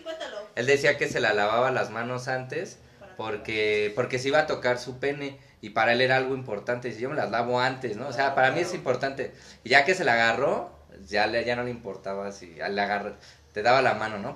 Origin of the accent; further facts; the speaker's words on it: Mexico; hay mucho simbolismo presente en mi país